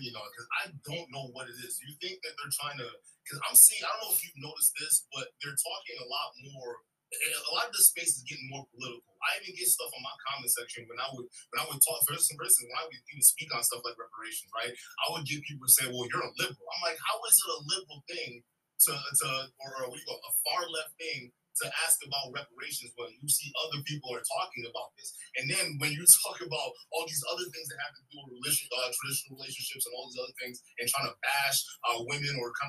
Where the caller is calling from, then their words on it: Wisconsin, United States; from Wisconsin.